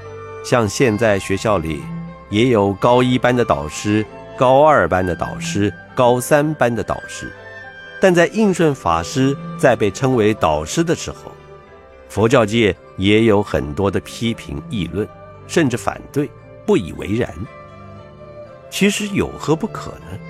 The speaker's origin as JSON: {"language": "Chinese", "country": "China", "said": "就例如我们中国人经常称人先生"}